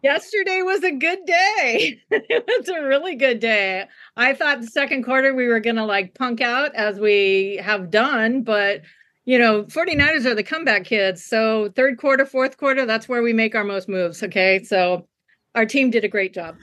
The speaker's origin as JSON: {"language": "English", "town": "Chico", "region": "California", "country": "United States", "moved": "yes", "lives_now": "Hawaii, United States", "said": "i'm from california I, so i'm from chico california"}